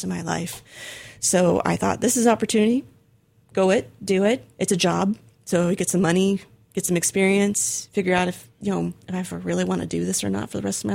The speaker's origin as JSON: {"language": "English", "town": "Arcata", "region": "California", "country": "United States", "tie": "born or raised there", "also_born_or_lived": "Berkeley, California", "moved": "as an adult", "said": "the university that was in my hometown, Humboldt State"}